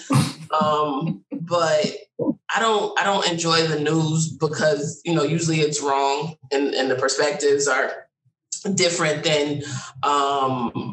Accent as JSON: {"language": "English", "region": "Connecticut", "country": "United States", "said": "I'm from Connecticut."}